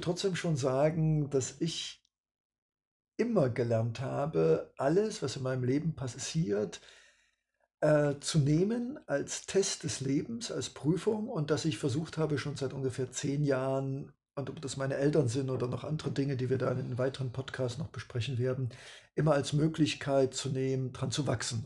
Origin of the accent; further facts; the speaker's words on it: East Germany, Germany; Ich komme aus dem Osten